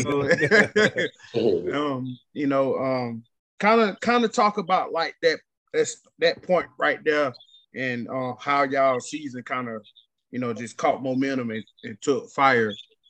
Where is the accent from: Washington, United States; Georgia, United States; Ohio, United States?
Georgia, United States; I'm from Georgia and everything. Was out here in Atlanta.